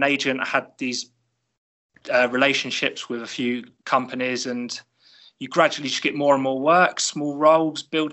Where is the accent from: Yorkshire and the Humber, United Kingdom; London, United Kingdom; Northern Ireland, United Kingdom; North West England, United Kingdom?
London, United Kingdom; I was born and raised in North London